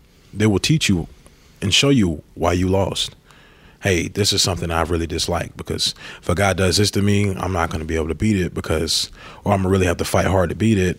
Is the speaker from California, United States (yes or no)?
no; Warner Robins, Georgia, United States; moved away as an adult; now in New Orleans, United States; I'm from Warner Robins